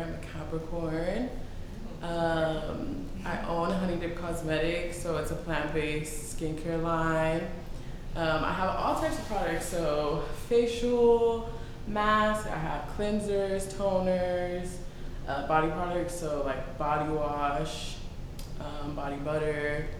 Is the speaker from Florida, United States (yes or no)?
no; Houston, Texas, United States; So I've been here for a while. It's my hometown. I was born and raised here.